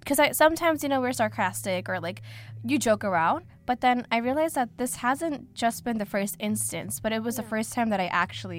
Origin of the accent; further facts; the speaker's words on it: South India, India; now in United States; I'm from the South